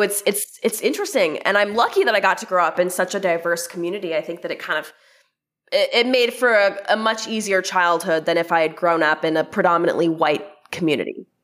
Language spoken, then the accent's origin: English; Anchorage, Alaska, United States; moved away as an adult; also born or lived in Arizona; I was born and raised in Anchorage, Alaska